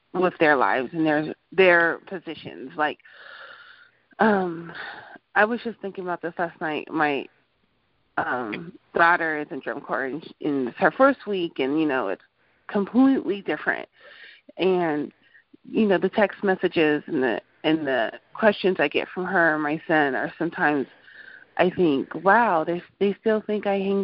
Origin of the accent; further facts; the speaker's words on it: Denver, Colorado, United States; also born or lived in Anchorage, Alaska; We're from Denver, Colorado, but my mom had moved to Anchorage, Alaska when I was eight. I lived up there for a little bit for her and came back home to Denver